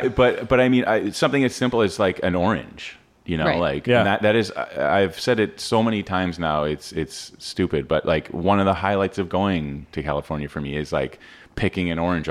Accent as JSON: {"language": "English", "region": "Ontario", "country": "Canada", "tie": "born or raised there", "said": "growing up in Ontario"}